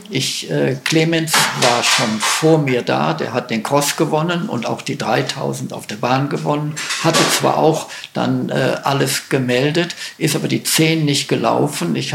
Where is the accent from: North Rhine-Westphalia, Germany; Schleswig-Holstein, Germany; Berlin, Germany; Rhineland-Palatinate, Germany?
Schleswig-Holstein, Germany; ja, wir haben, ich bin aus Schleswig-Holstein, wir haben auch einen